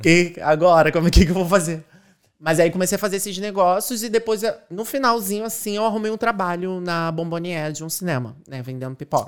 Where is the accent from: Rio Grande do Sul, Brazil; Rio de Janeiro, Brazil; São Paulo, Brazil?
Rio de Janeiro, Brazil; moved away as an adult; now in Ireland; Eu sou de Acari, uma favela lá do Rio de Janeiro, Zona Norte